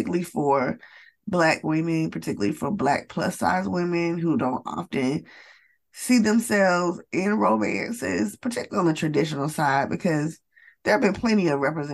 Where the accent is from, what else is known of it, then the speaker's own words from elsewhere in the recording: Atlanta, Georgia, United States; I am from the United States. I am from Atlanta, Georgia, in the United States.